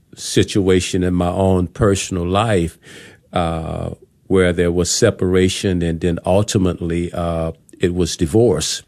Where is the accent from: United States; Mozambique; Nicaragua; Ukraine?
United States; New Orleans, Louisiana; moved away as an adult; now in Texas, United States; I am from the Big Easy, New Orleans, Louisiana, and I came here back in two thousand five, two thousand six